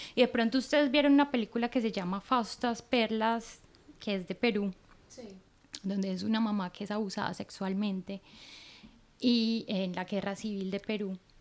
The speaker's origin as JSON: {"language": "Spanish", "country": "Colombia", "moved": "yes", "lives_now": "Norway", "said": "yo que soy de Colombia"}